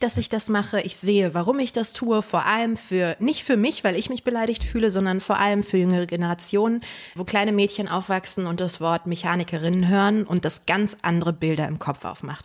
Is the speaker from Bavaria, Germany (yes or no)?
no; Berlin, Germany; Berlin war und ist meine Heimat